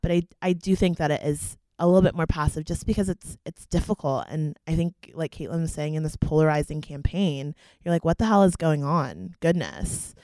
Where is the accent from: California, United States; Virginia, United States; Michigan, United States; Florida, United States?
Florida, United States; Fort Myers; I'm a junior from Fort Myers, Florida